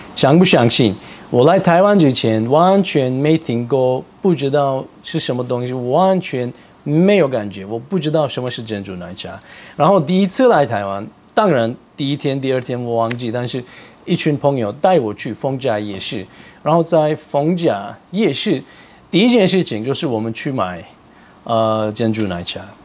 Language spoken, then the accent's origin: Chinese; Turkey; Chinese is a second language; now in Taiwan; 我是来自土耳其